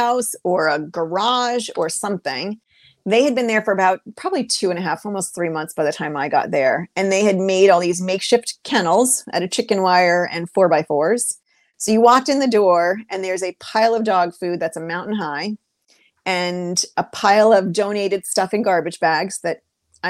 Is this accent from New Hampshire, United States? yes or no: yes; New Hampshire, United States; now in Maryland, United States; growing up in New Hampshire when my parents didn't buy a house that had plumbing